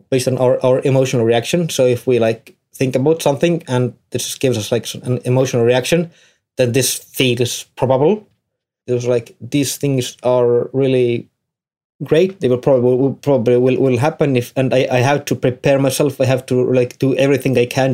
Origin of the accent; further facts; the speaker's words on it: Tartu, Tartu County, Estonia; I'm from Estonia, Tartu